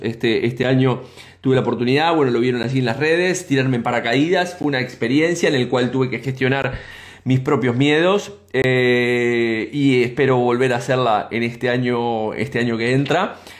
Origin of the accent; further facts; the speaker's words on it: Uruguay; nosotros como uruguayos